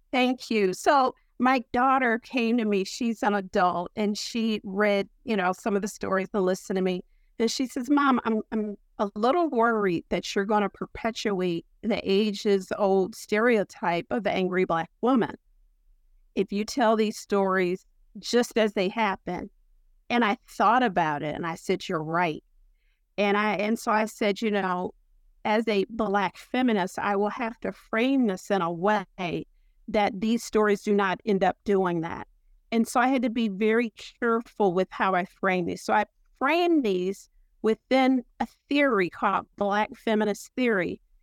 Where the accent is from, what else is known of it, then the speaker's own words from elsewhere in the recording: Ohio, United States; moved away; also born or lived in Pennsylvania / North Carolina; I'm from Ohio, and, uh, I was educated in Pennsylvania and graduate stu-, school at Duke